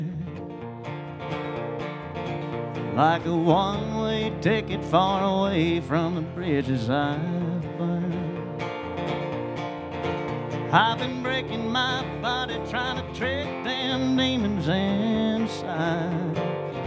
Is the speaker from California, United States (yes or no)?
no; Virginia, United States; I come from the great state of Virginia.